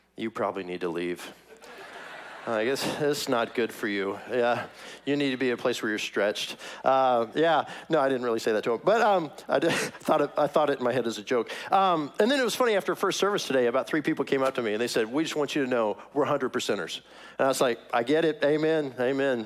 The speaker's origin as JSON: {"language": "English", "town": "Kansas City", "region": "Missouri", "country": "United States", "tie": "born or raised there", "moved": "yes", "said": "I'm from Kansas City, that's my hometown"}